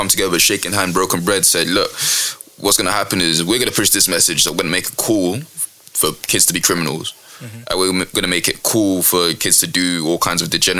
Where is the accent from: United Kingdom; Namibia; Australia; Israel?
United Kingdom; Hayes, London; I didn't grow up in South London. I grew up in Hayes